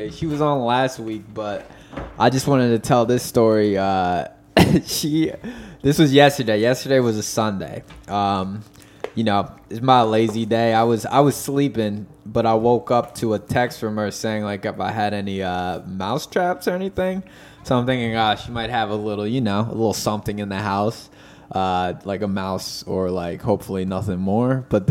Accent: the Poconos, Pennsylvania, United States; now in Philadelphia, United States; we're from the Poconos. We've been killing small animals our whole lives

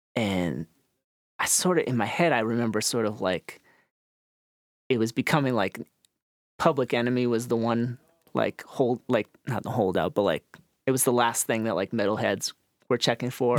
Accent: Needham, Massachusetts, United States; I grew up in Needham, Massachusetts. It's a suburb of Boston.

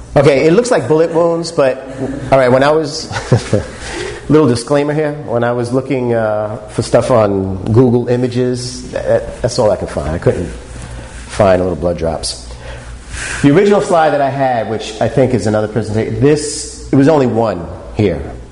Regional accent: New York City, New York, United States; I'm born and raised in New York City

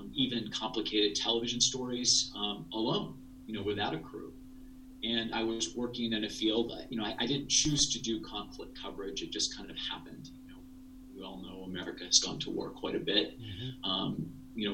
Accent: rural Ohio, United States; I grew up in a small town in rural Ohio

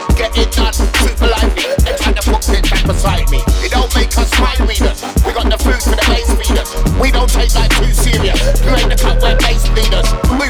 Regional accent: London, United Kingdom; I'm from East London, where house is local.

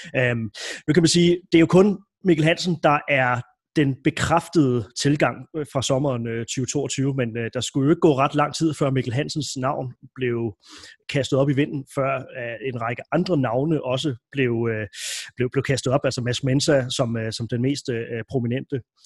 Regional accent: Denmark; som dansker, øh, som dansk håndboldfan

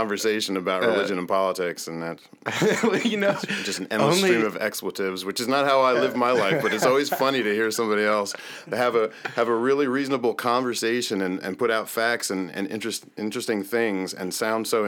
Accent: New Jersey, United States; moved away as an adult; now in Florida, United States; I was in New Jersey until I was 18, then I joined the Air Force, and then left New Jersey and saw the rest of the world

